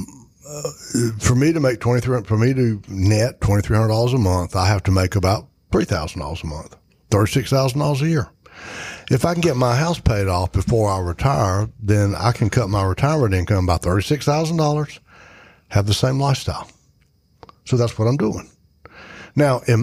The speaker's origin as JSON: {"language": "English", "area": "Edgecombe County", "region": "North Carolina", "country": "United States", "said": "I am a redneck from Edgecombe County."}